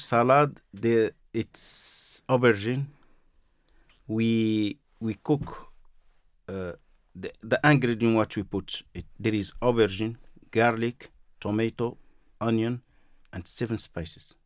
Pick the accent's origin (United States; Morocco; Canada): Morocco; Marrakesh, Marrakesh-Safi; English is a second language; moved away; I'm from Marrakesh